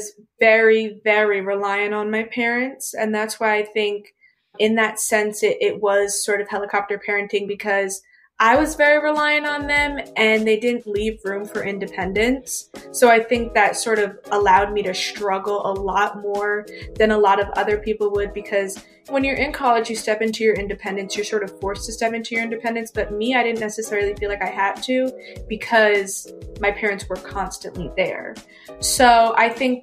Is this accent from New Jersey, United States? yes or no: yes; New Jersey, United States; moved away as an adult; now in Hampton, United States; I'm originally from New Jersey and I go to school in Hampton